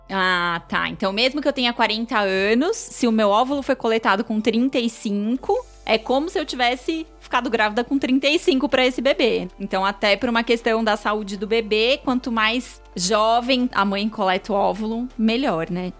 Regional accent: São Paulo, Brazil; eu também sou da Penha, gente. Nasci e fui criada lá.

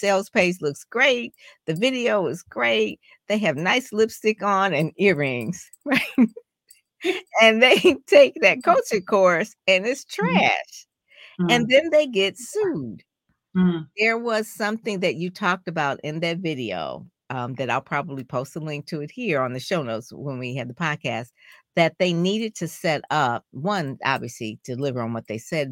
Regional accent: Detroit, Michigan, United States; I'm from Detroit, like in Motown

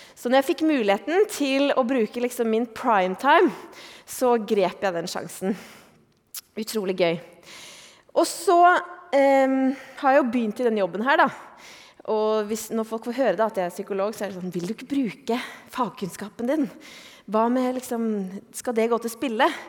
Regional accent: Eastern Norway, Norway; moved away as an adult; also born or lived in Oslo; now in Bergen, Norway; jeg er jo østlending

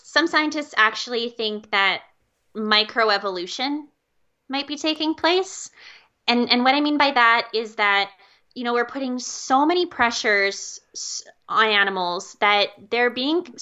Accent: Calgary, Alberta, Canada; also born or lived in California; I growing up in Calgary

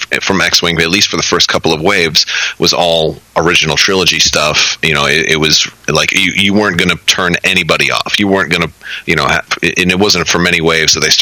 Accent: Florida, United States; now in Orlando, United States; I don't live in my hometown anymore because I was in the army after high school and I got out and moved to Orlando. I was originally from a different part of Florida

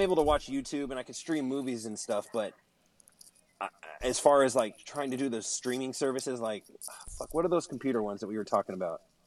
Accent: Mountain View, California, United States; also born or lived in Santa Clara, California; about seventh grade when I moved from Mountain View to Santa Clara.

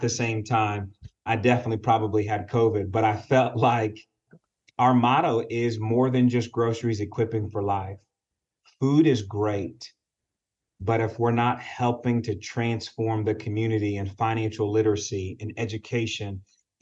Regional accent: Tulsa, Oklahoma, United States; growing up in Tulsa

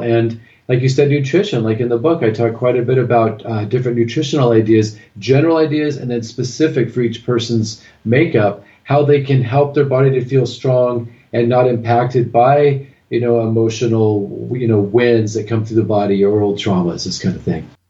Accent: Southern California, United States; I'm originally from Southern California, and then I moved to Northern California

